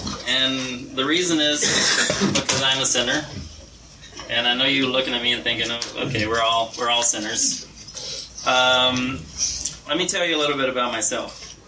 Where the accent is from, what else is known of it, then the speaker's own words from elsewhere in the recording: Brazil; I was born and raised in Brazil. My parents were missionaries there.